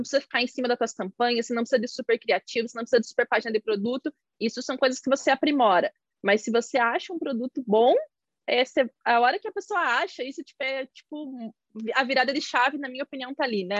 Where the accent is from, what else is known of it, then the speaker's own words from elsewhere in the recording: Santa Catarina, Brazil; eu sou de Santa Catarina